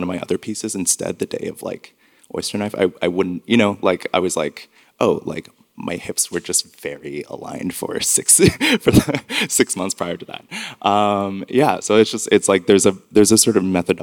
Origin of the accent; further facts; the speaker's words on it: Montreal, Quebec, Canada; And I'm from Montreal